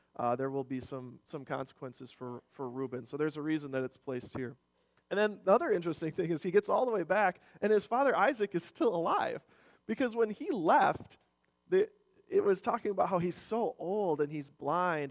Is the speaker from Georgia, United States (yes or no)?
no; Rochester, Minnesota, United States; also born or lived in Germany / Twin Cities, Minnesota; I grew up in Rochester, so uh, you could see the giant Mayo Clinic downtown buildings from, from our backyard